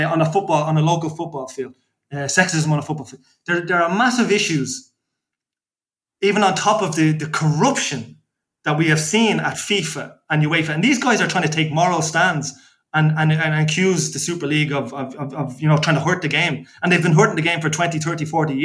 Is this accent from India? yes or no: no; Dublin, Leinster, Ireland; a fellow who grew up in Dublin